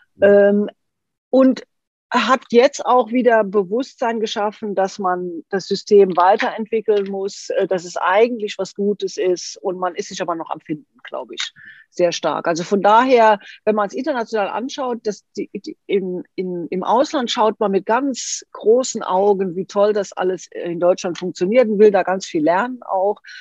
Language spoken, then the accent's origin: German; Switzerland; Bei uns in der Schweiz